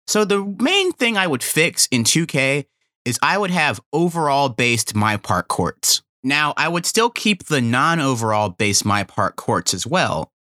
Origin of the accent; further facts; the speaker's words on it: North Carolina, United States; growing up in North Carolina